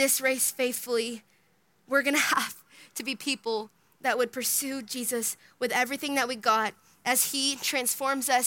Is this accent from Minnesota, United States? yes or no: yes; Minnesota, United States; now in Texas, United States; I grew up in Minnesota